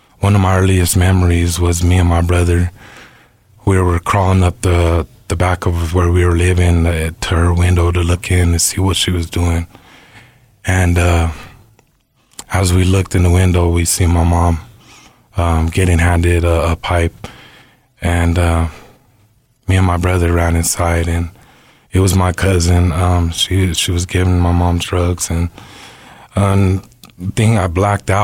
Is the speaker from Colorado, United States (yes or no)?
yes; Denver, Colorado, United States; I'm from Denver, born and raised.